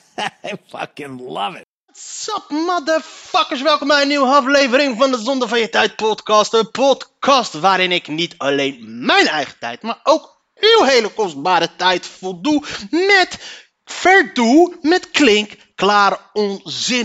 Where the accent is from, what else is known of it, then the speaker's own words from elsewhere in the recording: Leiden, South Holland, Netherlands; ik kom uit Leiden. Daar kom ik vandaan.